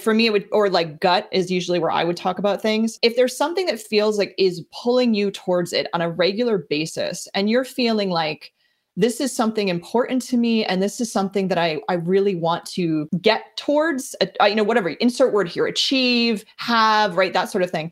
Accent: New Jersey, United States; now in Boston area, United States; I'm from New Jersey originally

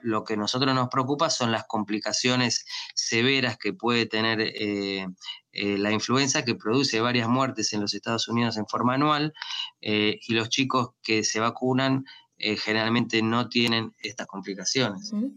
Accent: Argentina; moved away as an adult; also born or lived in Miami, United States; now in United States; yo me entrené en mi país, en Argentina

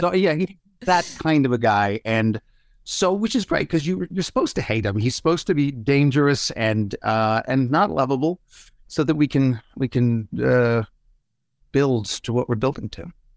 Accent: Toronto, Ontario, Canada; moved away as an adult; also born or lived in Vancouver; now in Los Angeles, United States; I left Toronto thirty years ago for Vancouver and then Vancouver's to L A. So I, I haven't lived in my hometown in a long time.

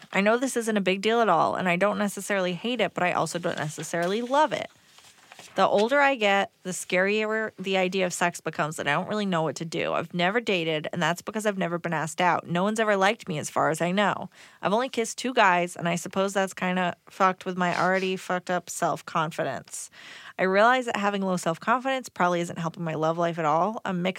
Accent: Prague, Czechia; English is a second language; I'm from Prague and my boyfriend is from London. We have a long-distance relationship for a year already.

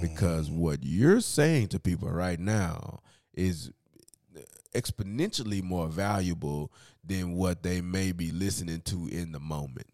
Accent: United States

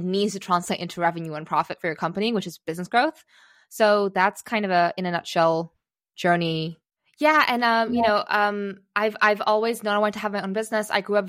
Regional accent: Singapore; accent: American; also born or lived in Czechoslovakia / United States; I was born in Czechoslovakia, and we moved away when I was 3 years old, fairly soon after the fall of communism, to the US. Thus, I still have a bit of an American accent, because that's where I learned English when I was three. Then we moved to Singapore.

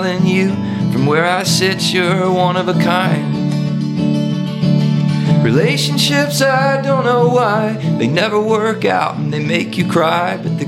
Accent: Mississippi, United States; And by the time we left for college, I realized, oh my God, I'm a hippie from Mississippi.

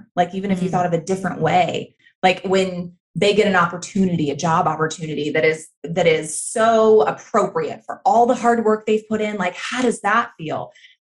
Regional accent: the Bible Belt, the South, United States; I grew up in the South, in the Bible Belt, in purity culture

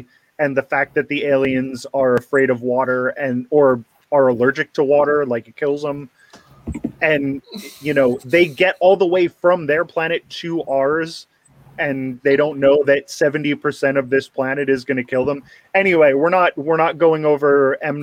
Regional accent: Philadelphia, Pennsylvania, United States; I'm from the Philadelphia area.

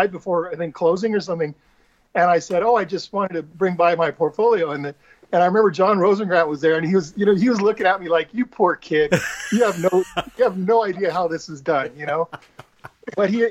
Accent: Mesa, Arizona, United States; moved away as an adult; also born or lived in Phoenix, Arizona; now in California, United States; most of my life was in Mesa

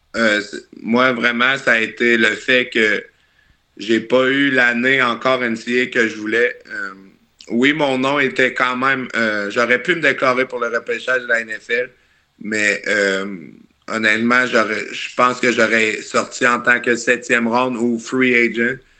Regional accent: Charny, Quebec, Canada; moved away; Je viens de, je viens de Québec, un petit gars de Charny

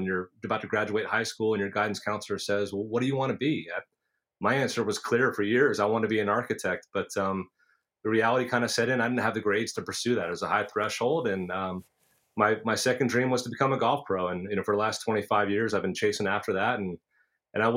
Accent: Basking Ridge, New Jersey, United States; I grew up in Basking Ridge, which is the neighbor town to Far Hills

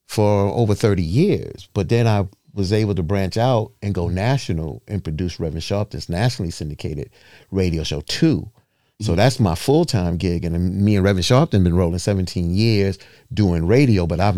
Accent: New York City, New York, United States; I'm a New Yorker. I'm born and raised in Brooklyn

